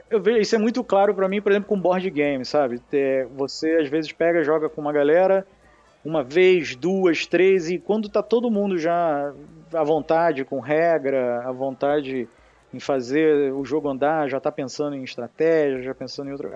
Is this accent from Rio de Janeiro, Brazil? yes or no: yes; Rio de Janeiro, Brazil; accent: carioca; Sou carioca